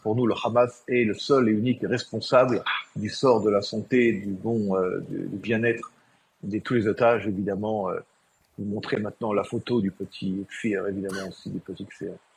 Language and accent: French; Israel; chez nous en Israël